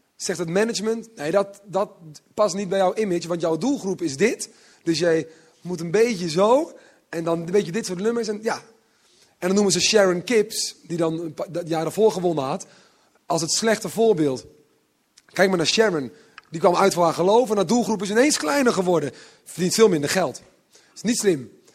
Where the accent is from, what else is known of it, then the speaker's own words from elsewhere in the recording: Netherlands; also born or lived in Utrecht; Zo ben ik een beetje opgegroeid. Ik kom van het platteland.